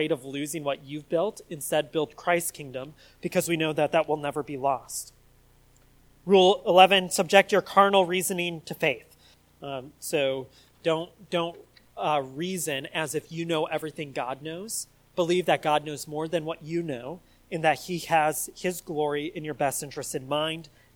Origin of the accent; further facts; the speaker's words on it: United States; us Americans